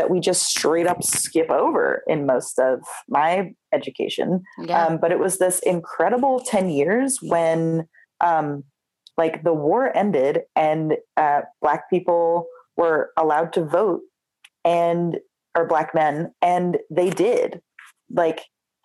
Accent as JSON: {"language": "English", "town": "Philadelphia", "region": "Pennsylvania", "country": "United States", "tie": "born or raised there", "said": "I grew up in Philadelphia"}